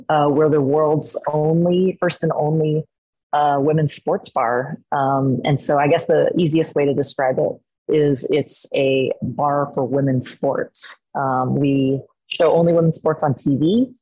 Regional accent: Portland, Oregon, United States; I was born and raised here in Portland, Oregon.

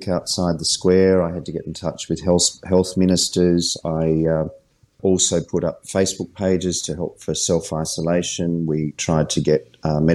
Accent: Adelaide, South Australia, Australia; I'm actually from Adelaide

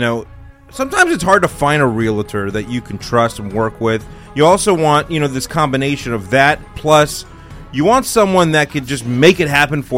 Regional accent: Southern California, United States; now in Texas, United States; I was born in Southern California

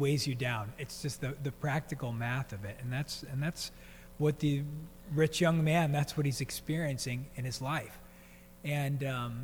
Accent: East Coast, United States; moved away; growing up on the East Coast, I think by the time I was 10 years old, I had been to 10 funerals

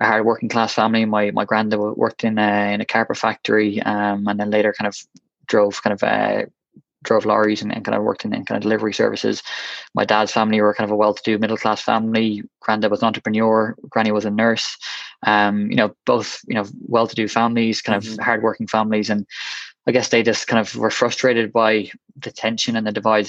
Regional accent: Westmeath, Leinster, Ireland; also born or lived in Galway; I'm originally from Westmeath in Ireland.

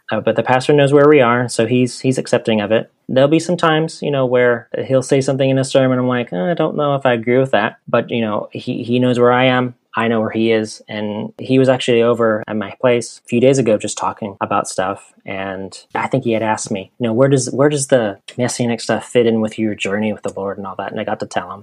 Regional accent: Chugiak, Alaska, United States; now in Myrtle Beach, United States; I grew up in a little town called Chugiak, 30 minutes north of Anchorage

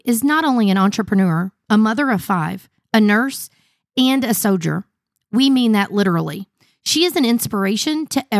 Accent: Southern Indiana, United States; my hometown of Southern Indiana.

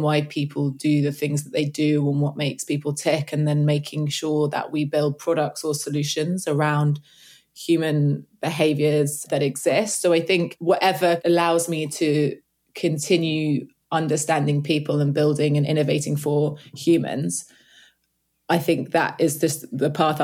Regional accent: London, United Kingdom; also born or lived in Cape Town; So I'm from London. Well, I'm from the east part of the UK

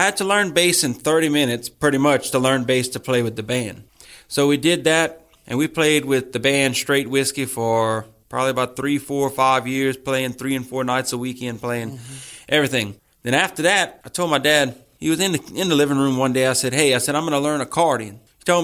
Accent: Church Point, Louisiana, United States; I'm from Church Point

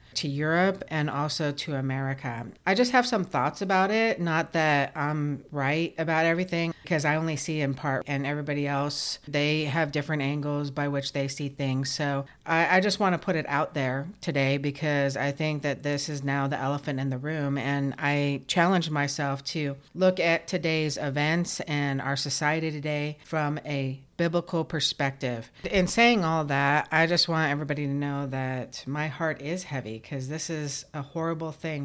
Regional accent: United States; We, as the American public

